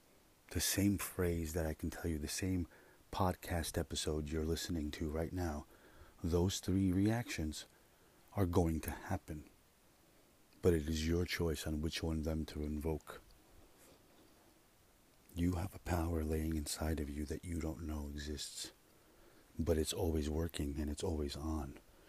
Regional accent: Russia; born there; I was born in Russia. You know? I think. So they tell me.

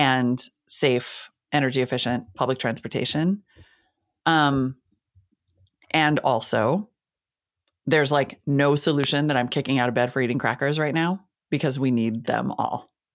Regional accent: Northern Plains, United States; also born or lived in Montana / North Dakota; I'm from the Northern Plains, right? I grew up in Montana and North Dakota.

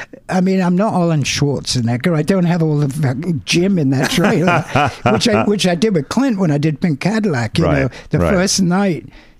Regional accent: England, United Kingdom; young English kids

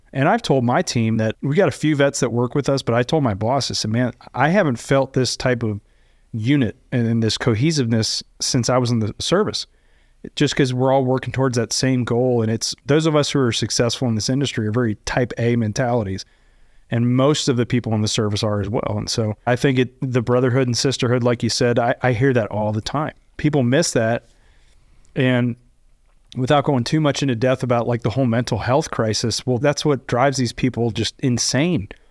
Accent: Kentucky, United States; moved away as an adult; also born or lived in Texas; now in Dallas, United States; grew up in Kentucky, so I'm not a Texan

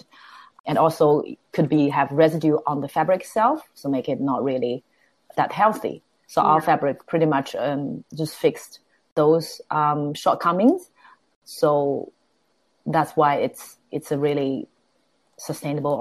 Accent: Shanghai, China; English is a second language; moved away as an adult; now in Melbourne, Australia; I was fortunate enough to born and raised in Shanghai

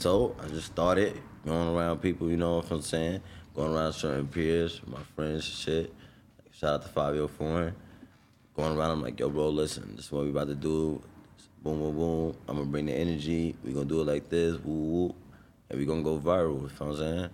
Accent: New York City, New York, United States; I'm from Brownsville

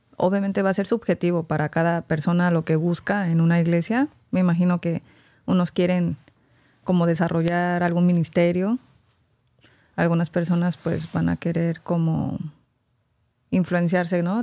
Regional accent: Mexico; crecí en México

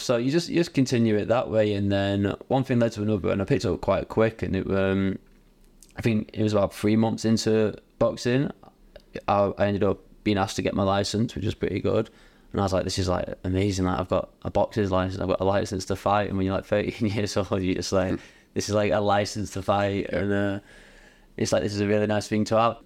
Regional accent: Bury, North West England, United Kingdom; I'm from Bury

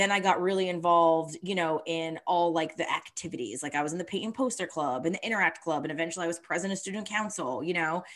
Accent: Summit Hill, Pennsylvania, United States; I grew up in Summit Hill, Pennsylvania

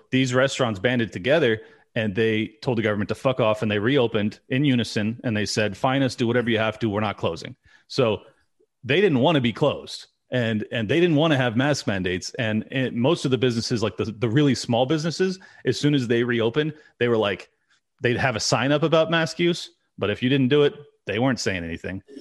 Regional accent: California, United States; I'm born and raised California

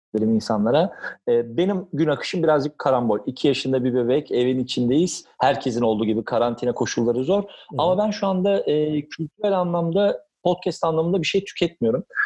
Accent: Kınalıada, Istanbul, Turkey; benim de bütün çocukluğum yayamın evinde Kınalı'da geçti

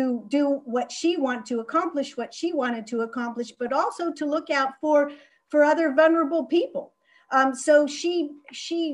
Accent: Florida, United States; moved away as an adult; also born or lived in Canada; now in London, United Kingdom; I was born in Canada, and my parents immigrated to Florida, where I spent most of my childhood

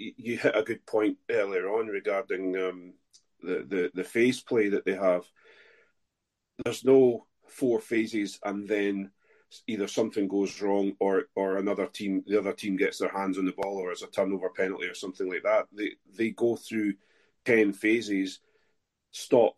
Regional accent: Scotland, United Kingdom; as a Scot

